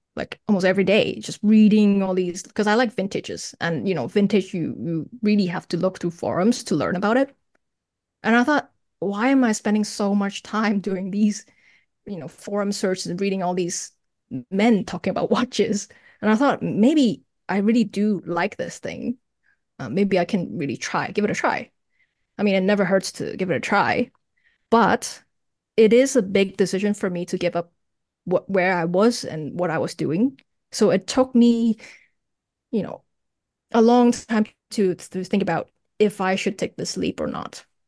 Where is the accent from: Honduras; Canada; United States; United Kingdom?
Canada; Toronto, Ontario; moved away as an adult; now in Hong Kong; I was born in Hong Kong and I moved to Canada when I was ten, studied there, graduated there.